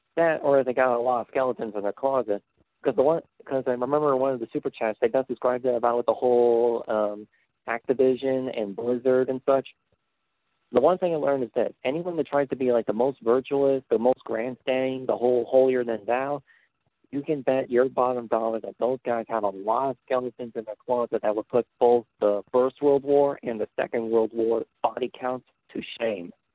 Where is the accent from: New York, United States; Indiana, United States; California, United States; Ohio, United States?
Indiana, United States; I'm about like an hour away from Chicago. I'm from Indiana